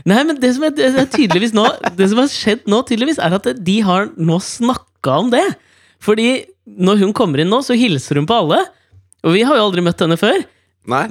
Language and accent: Norwegian; Norway; jeg er fra Norge